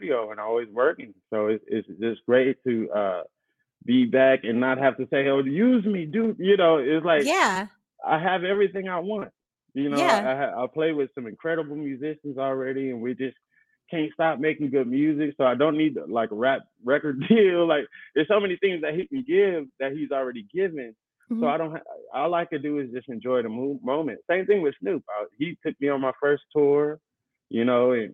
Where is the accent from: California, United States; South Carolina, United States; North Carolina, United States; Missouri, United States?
California, United States; Inglewood; I grew up in Inglewood